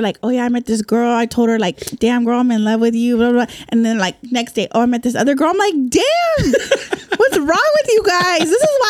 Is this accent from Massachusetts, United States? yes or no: no; Bakersfield, California, United States; moved away as an adult; now in San Diego, United States; I'm from Central California, Bakersfield.